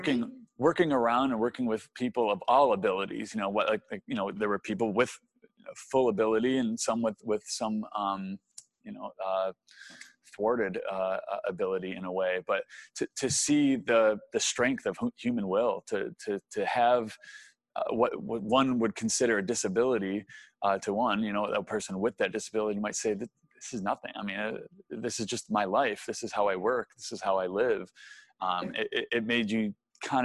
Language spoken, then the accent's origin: English; Syracuse, New York, United States; moved away as an adult; also born or lived in Arizona; growing up in Syracuse, New York, I was a Northeastern guy